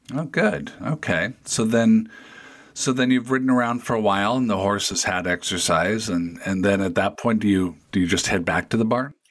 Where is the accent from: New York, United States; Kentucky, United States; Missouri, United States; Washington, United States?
Washington, United States; Federal Way; my hometown of Federal Way, Washington, just south of Seattle